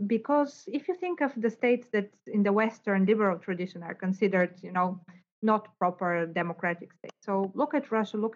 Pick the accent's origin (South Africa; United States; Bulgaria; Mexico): Bulgaria; now in Cambridge, United Kingdom; in Bulgaria, where I come from